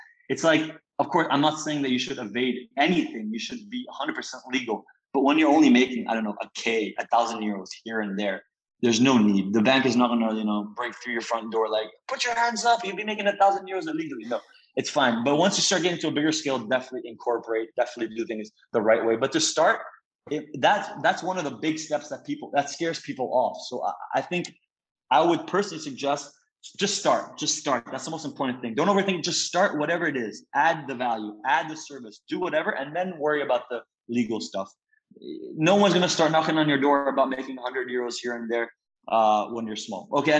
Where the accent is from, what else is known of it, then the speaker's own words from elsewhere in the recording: Belgium; also born or lived in Italy; So I'm Italian American. I'm 22. I was born in Italy, but I was raised most of my life in Belgium.